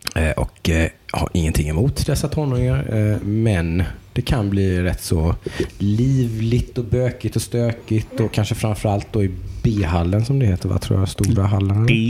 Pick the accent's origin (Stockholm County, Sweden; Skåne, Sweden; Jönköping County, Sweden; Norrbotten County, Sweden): Jönköping County, Sweden; Jönköping; Vi kommer ju från Jönköping